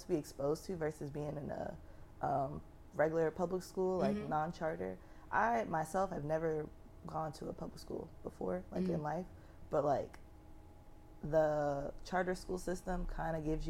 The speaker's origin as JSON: {"language": "English", "town": "Atlanta", "region": "Georgia", "country": "United States", "said": "I'm from Atlanta, so yeah. I grew up with like people that went to KIPP."}